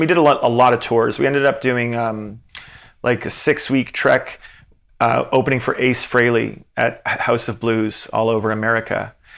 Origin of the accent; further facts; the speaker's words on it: Antigonish, Nova Scotia, Canada; "Oh, from Antigonish."